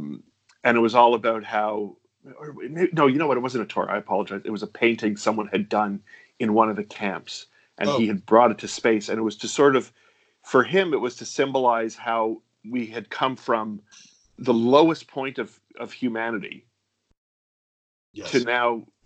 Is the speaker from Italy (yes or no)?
no; Canada; now in United States; I actually said to my rabbi, because we're from Canada, we moved here, and sure.